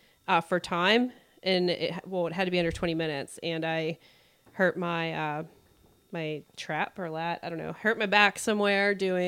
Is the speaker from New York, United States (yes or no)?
no; Pittsburgh, Pennsylvania, United States; moved away as an adult; now in Carolina Beach, United States; I came down here last July from Pittsburgh, which is my hometown, and I've lived down here since July as a travel nurse.